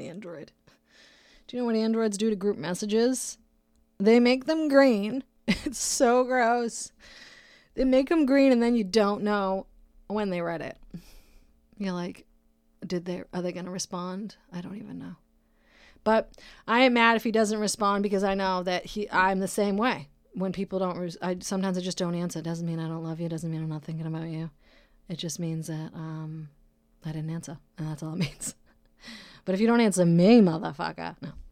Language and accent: English; Brockton, Massachusetts, United States; now in California, United States; my city, Brockton, Massachusetts. That's my hometown. I'm uh, born and raised, that's where I'm from